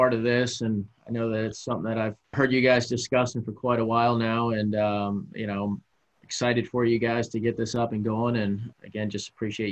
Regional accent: New England, United States; also born or lived in Baltimore / San Diego; now in Washington, United States; growing up on the East Coast up in New England

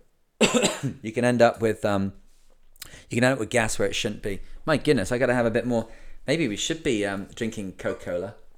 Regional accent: England, United Kingdom; I'm English

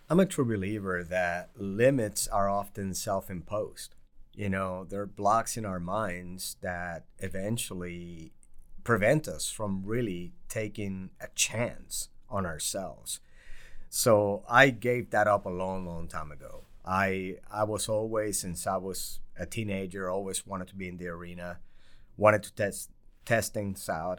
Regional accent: Puerto Rico; moved away; also born or lived in New York / Bridgeport, Connecticut; I grew up poor in Puerto Rico

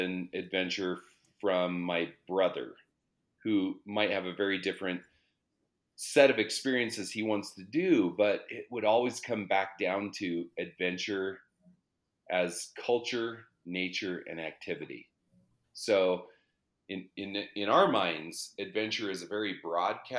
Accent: Colorado, United States; also born or lived in Denver, Colorado; I grew up in the mountains in Colorado. So my parents released my brother and I. We moved from Denver

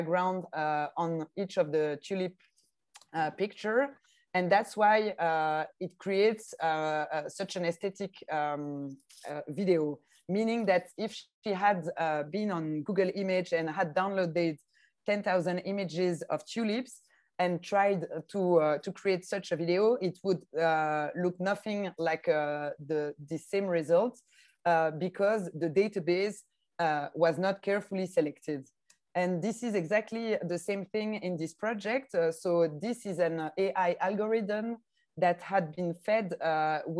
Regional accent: French-speaking part of Belgium, Wallonia, Belgium; accent: French-speaking Belgian; English is a second language; based in the south part of Belgium, in the French-speaking part of Belgium as well, as you can hear with my accent

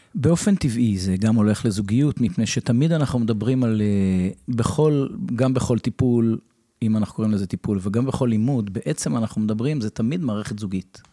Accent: Revivim, Southern District, Israel; also born or lived in United States; אני בן קיבוץ רביבים

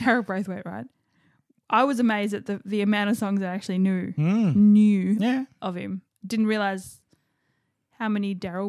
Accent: Victoria, Australia; Because we're from Victoria and it's Palmer.

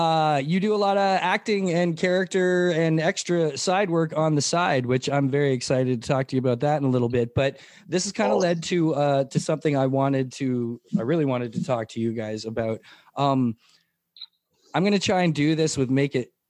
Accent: Mississauga, Ontario, Canada; born or raised there; also born or lived in St. Catharines, Ontario

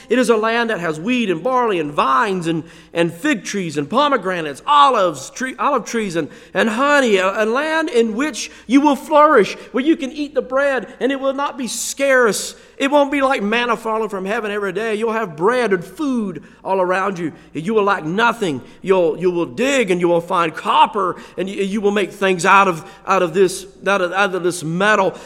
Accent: United States; we are Americans

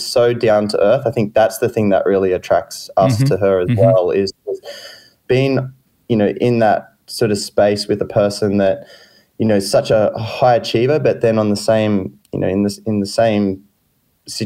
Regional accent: Wingham, New South Wales, Australia; also born or lived in Taree, New South Wales; I grew up in Wingham, which is just sort of 13 Ks inland

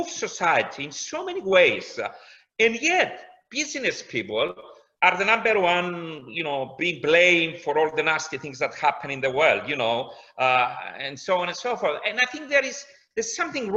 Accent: Cyprus; moved away as an adult; now in London, United Kingdom; I come from Cyprus.

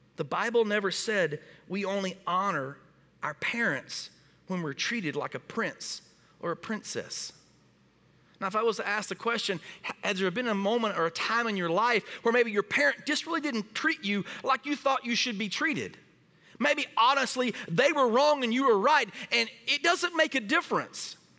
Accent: Springdale, Arkansas, United States; moved away as an adult; now in Wisconsin, United States; we are from Northwest Arkansas, p, a town called Springdale

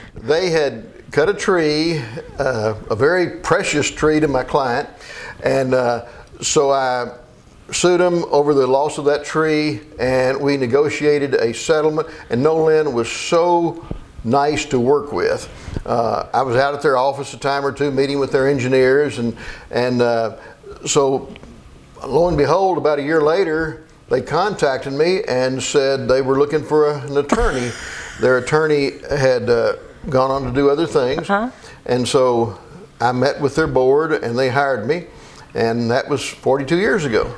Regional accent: Meade County, near Brandenburg, Kentucky, United States; also born or lived in Elizabethtown, Kentucky; I was born in Meade County over near Brandenburg

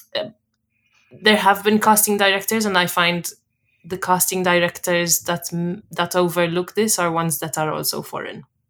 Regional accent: Malta; moved away as an adult; also born or lived in Sheffield, England / London, England; now in Edinburgh, United Kingdom; I'm from Malta originally, but I currently reside in Edinburgh, Scotland

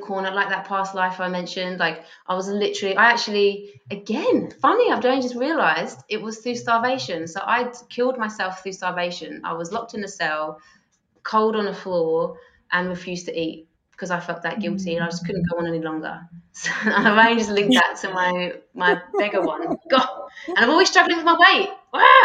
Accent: England, United Kingdom; now in Australia; I'm English

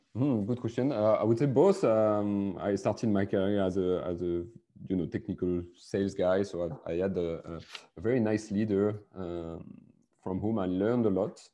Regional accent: France; accent: French; English is a second language; also born or lived in Biarritz, France; I'm a French guy with my French accent.

